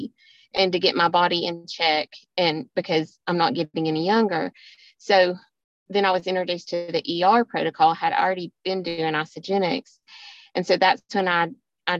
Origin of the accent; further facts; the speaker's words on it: Georgia, United States; accent: southern; I live in Georgia. You all know my southern accent